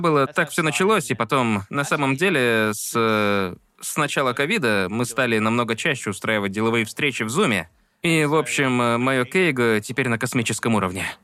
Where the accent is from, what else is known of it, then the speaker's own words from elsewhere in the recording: Perth, Western Australia, Australia; moved away; я съездил из Перта, Западная Австралия, где я родился